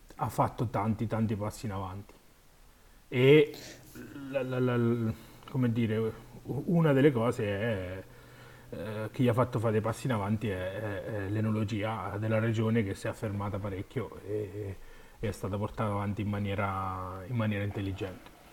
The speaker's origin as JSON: {"language": "Italian", "region": "Marche", "country": "Italy", "said": "sono marchigiano"}